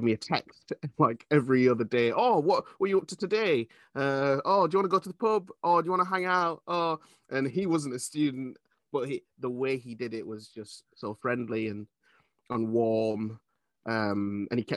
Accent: Leeds, Yorkshire and the Humber, United Kingdom; now in Nottingham, United Kingdom; I grew up in Leeds

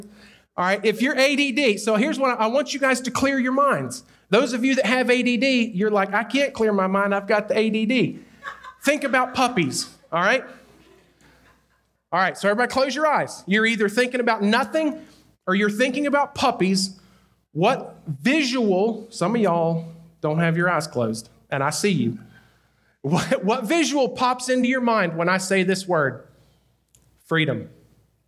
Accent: North Carolina, United States; I'm from North Carolina in a small town in the mountains, pretty rural area, when I go off the mountain and people hear me talk

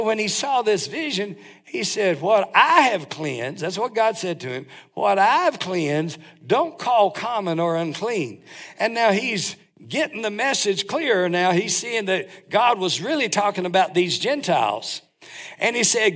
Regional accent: North Carolina, United States; I'm from North Carolina

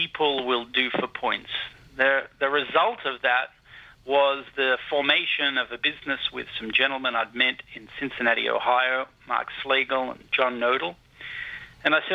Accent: Sydney, New South Wales, Australia; I'm actually from Bondi Beach

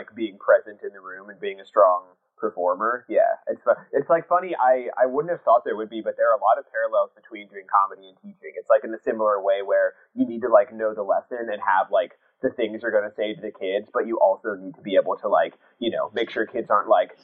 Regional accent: Lincoln, Nebraska, United States; moved away as an adult; now in New York, United States; I grew up in Nebraska

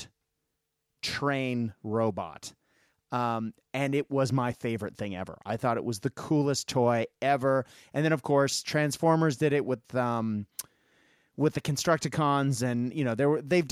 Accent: Japan; growing up in Japan

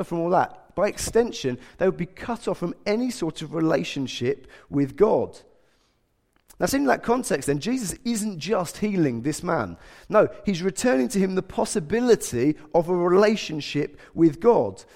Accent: England, United Kingdom

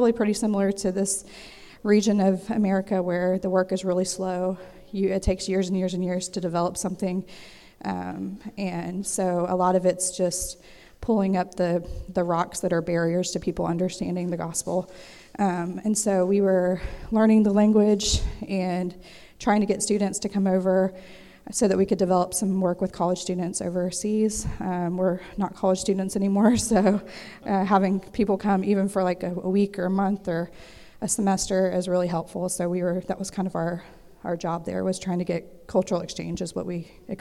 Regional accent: Memphis, Tennessee, United States; moved away as an adult; also born or lived in Central Asia; we're from Memphis, Tennessee

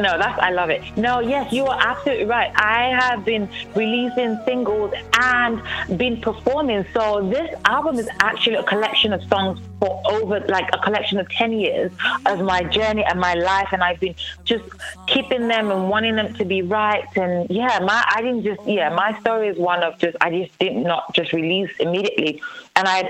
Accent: England, United Kingdom; moved away as an adult; also born or lived in Nigeria / Los Angeles, United States / Las Vegas, United States; now in Houston, United States; I was born in Nigeria, grew up in England, and then moved to the United States of America in 2007 late

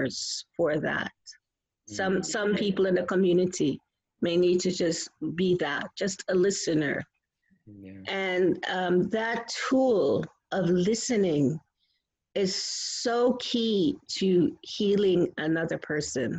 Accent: New York, United States; I'm from New York

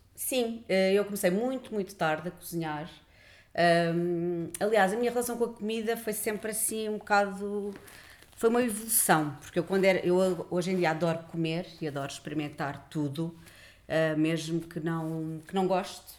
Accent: Lisbon, Portugal; nasci em Lisboa, uh, vivi sempre em Lisboa

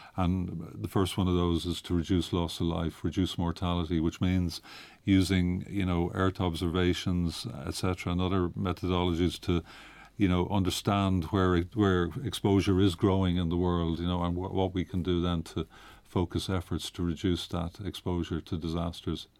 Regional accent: Ireland; now in Geneva, Switzerland; I'm from Ireland originally.

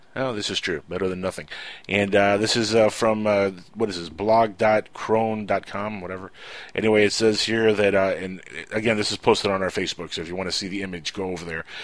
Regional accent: United States; I'm an American

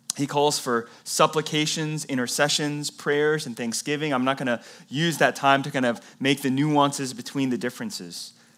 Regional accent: the Bible Belt, United States; moved away; I came from the Bible Belt

